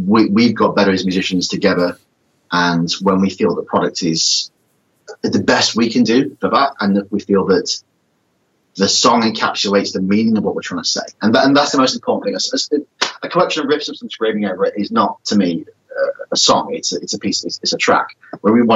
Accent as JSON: {"language": "English", "region": "England", "country": "United Kingdom", "said": "We don't forget we're English"}